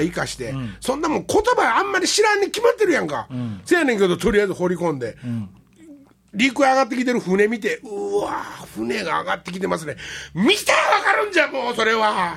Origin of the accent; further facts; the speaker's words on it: Wakayama, Japan; born or raised there